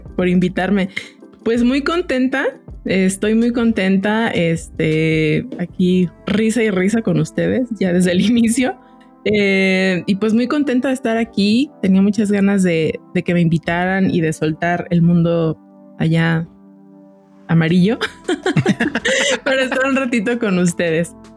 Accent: Jalisco, Mexico; moved away as an adult; now in Mexico City, Mexico; yo no soy de, de la Ciudad de México soy de Jalisco llevo cinco años aquí

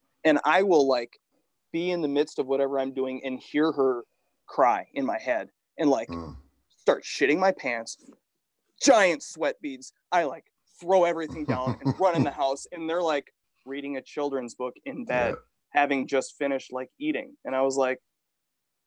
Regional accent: United States; I'm a native to the area

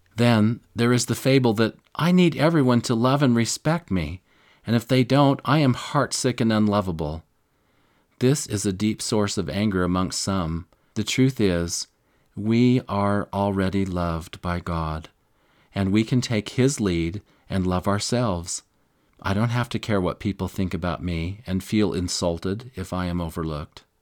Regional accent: Missouri, United States; when I was raised in Missouri, I used to work for the local farmers during the summer

